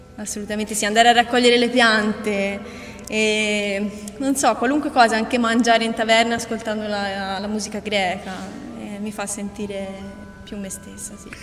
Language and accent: Italian; Pisa, Tuscany, Italy; moved away as an adult; now in Rethymno, Greece; Io vengo da Pisa e sono venuta qua dopo la mia laurea in scienze naturali